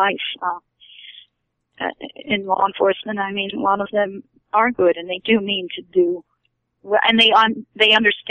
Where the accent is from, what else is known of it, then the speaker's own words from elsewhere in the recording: Haddon Township, New Jersey, United States; moved away; also born or lived in Barrington, New Jersey; I'm from South Jersey also